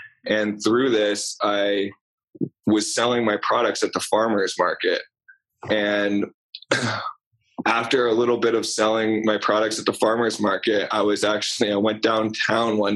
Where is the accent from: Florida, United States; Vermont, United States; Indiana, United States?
Vermont, United States; also born or lived in Rhode Island; I grew up in Vermont. I went to high school in Vermont